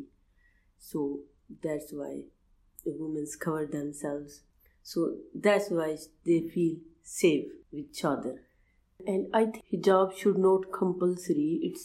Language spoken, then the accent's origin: English; Pakistan; English is a second language; now in Newcastle, United Kingdom; I'm from Pakistan.